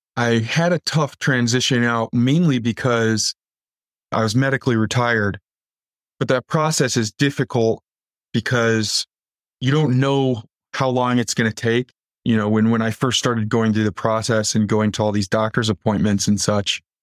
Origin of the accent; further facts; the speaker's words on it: Waukegan, Illinois, United States; also born or lived in Antioch, Illinois; I grew up in Northern Illinois in a town called Waukegan